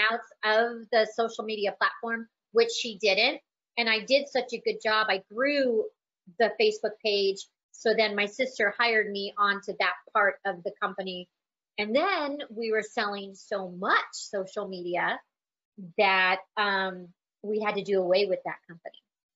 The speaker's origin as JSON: {"language": "English", "town": "Des Moines", "region": "Iowa", "country": "United States", "tie": "born there", "also_born_or_lived": "California", "said": "And I was born in Des Moines, Iowa. So back there, we moved out to California"}